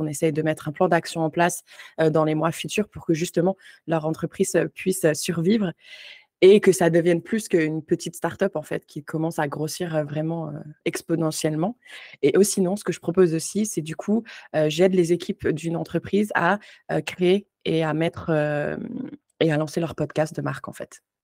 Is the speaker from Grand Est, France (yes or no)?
yes; Moselle, Grand Est, France; moved away as an adult; also born or lived in Ontario, Canada; now in Canada; à la base, je viens de la Moselle